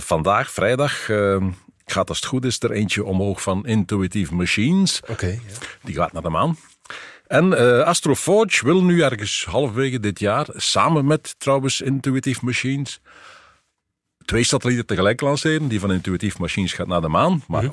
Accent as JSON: {"language": "Dutch", "country": "Belgium", "said": "ik als Belg"}